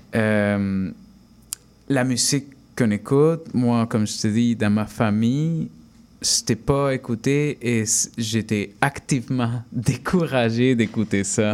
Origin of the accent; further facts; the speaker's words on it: Peru; now in Canada; quand j'étais enfant adolescent au Pérou